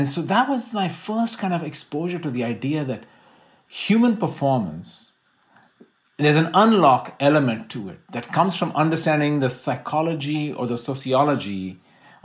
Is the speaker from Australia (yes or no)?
no; India; I'm Indian.